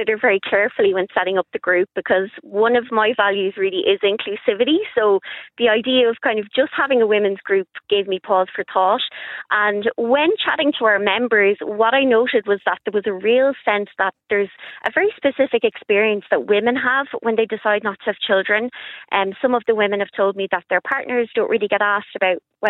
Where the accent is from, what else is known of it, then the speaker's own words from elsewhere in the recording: Ireland; growing up in Ireland